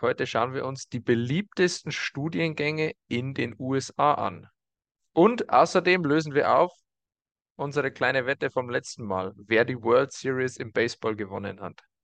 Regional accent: Germany; bei uns in Deutschland

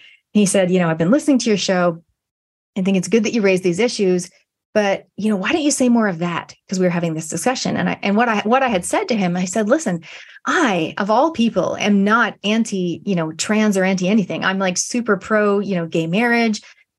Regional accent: Canada; now in New Zealand; I've been in New Zealand 27 years from Canada, but my accent is, it's here to stay.

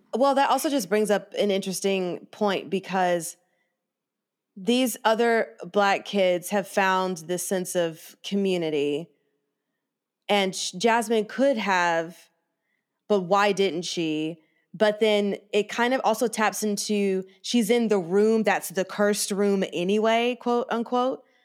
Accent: the South, United States; growing up in the South

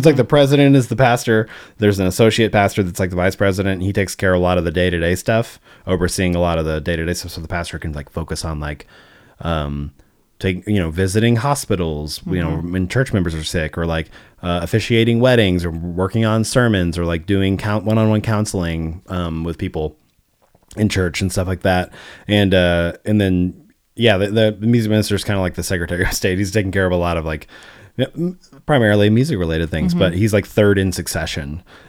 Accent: St. Louis, Missouri, United States; born there; My parents were Southern Baptists when I was born. Mm-hmm. That was the church that they went to. And I was born in St. Louis, outside St. Louis, Missouri.

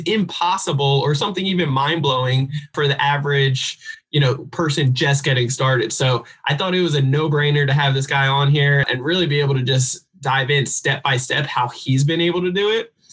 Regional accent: New Jersey, United States; I'm from South Jersey

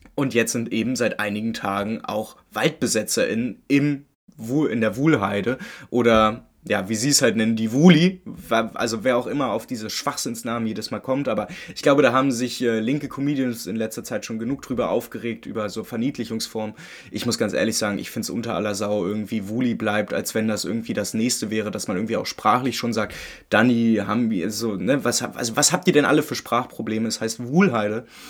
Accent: Berlin, Germany; Ich bin Unioner, ich komme aus Köpenick, zwar geboren, ich meine, geboren in Friedrichshagen

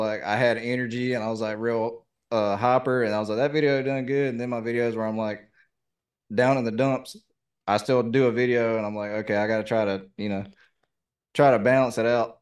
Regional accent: the South, United States; accent: southern; my southern accent

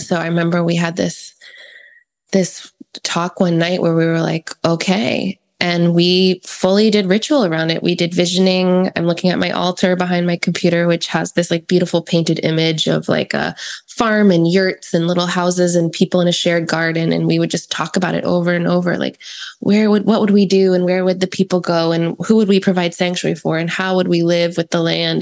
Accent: East Coast, United States; now in California, United States; I'm from the East Coast

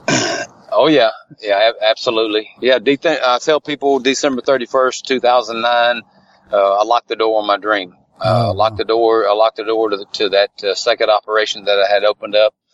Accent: Tupelo, Mississippi, United States; I was born in Tupelo, Mississippi. I've lived around Tupelo area all my life

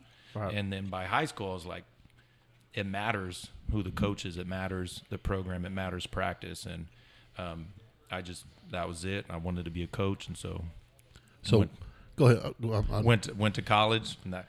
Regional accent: Devine, Texas, United States; I, was born and raised in Divine.

